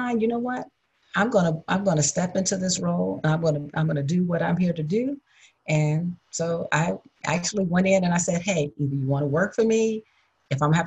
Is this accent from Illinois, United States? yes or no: yes; Chicago, Illinois, United States; moved away as an adult; now in San Diego, United States; I'm from Chicago. Born and raised.